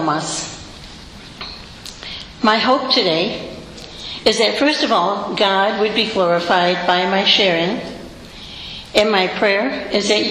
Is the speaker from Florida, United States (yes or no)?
no; Rhode Island, United States; moved away as an adult; now in Rochester, United States; I grew up in Rhode Island, and as a cradle Catholic